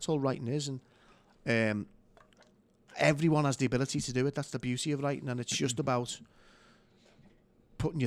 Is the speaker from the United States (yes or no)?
no; Liverpool, North West England, United Kingdom; accent: Scouse; I was just a kid growing up in Anfield